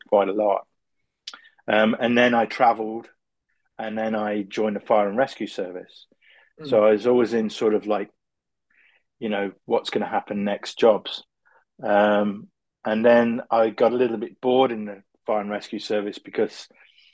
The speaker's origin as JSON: {"language": "English", "town": "Coventry", "region": "West Midlands", "country": "United Kingdom", "said": "I'm from Coventry, which is in the UK, very car industrial area."}